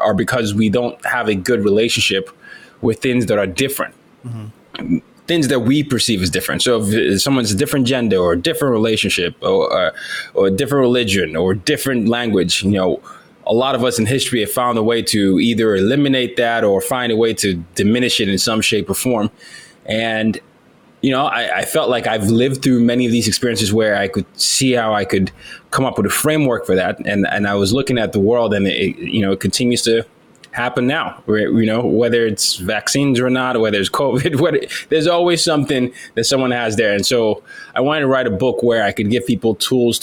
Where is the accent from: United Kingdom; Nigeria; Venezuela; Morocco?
Nigeria; now in United States; I was from Nigeria.